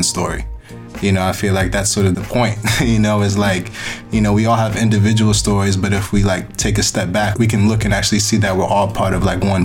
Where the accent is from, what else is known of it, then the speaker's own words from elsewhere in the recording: New York, United States; as an American and as a New Yorker